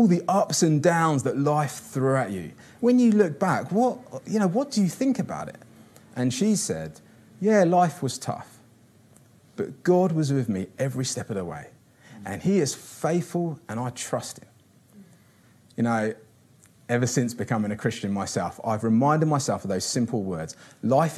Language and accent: English; Kinshasa, DR Congo; moved away; also born or lived in São Paulo / Rio de Janeiro; I grew up in Kinshasa, which is the capital of the Congo.